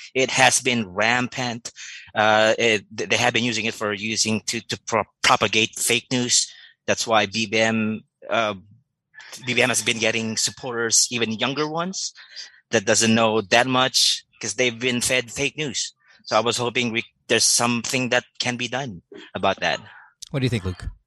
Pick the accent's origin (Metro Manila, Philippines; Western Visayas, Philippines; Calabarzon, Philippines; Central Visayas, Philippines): Calabarzon, Philippines; Batangas; Just turned 40 from Batangas